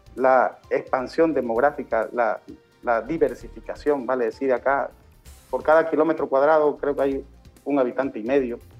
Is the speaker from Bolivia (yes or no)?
yes; Beni, Bolivia; Nosotros hemos traído a nuestro departamento